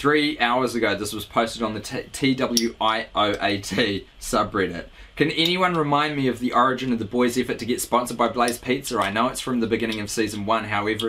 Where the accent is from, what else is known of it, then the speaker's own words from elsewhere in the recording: Maine, United States; now in Pittsburgh, United States; Either way, I'm from Maine, and actually, I live in Pittsburgh, Pennsylvania.